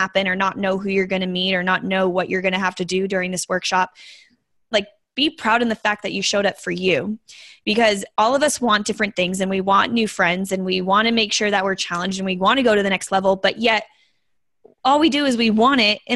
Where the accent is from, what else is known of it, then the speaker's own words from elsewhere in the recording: Las Vegas, Nevada, United States; I'm born and raised in Las Vegas. That's my hometown